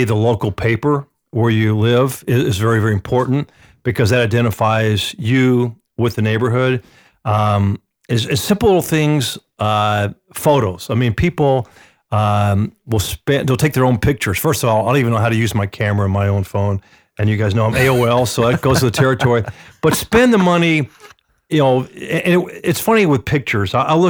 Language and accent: English; Atlanta, Georgia, United States; when I grew up in Atlanta playing baseball, Little League.